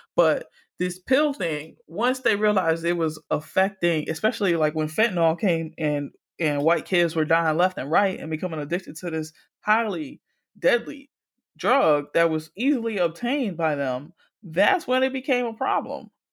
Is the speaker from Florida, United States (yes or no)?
yes; Miami, Florida, United States; I grew up in Miami, but still, it's a part of crazy ass Florida